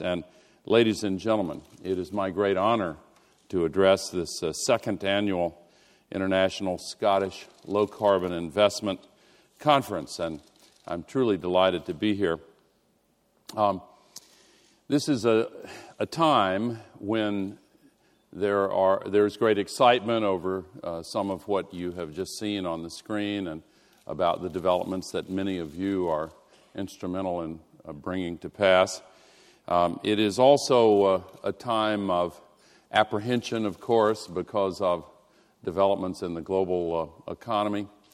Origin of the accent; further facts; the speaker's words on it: Tennessee, United States; my home state of Tennessee in the American South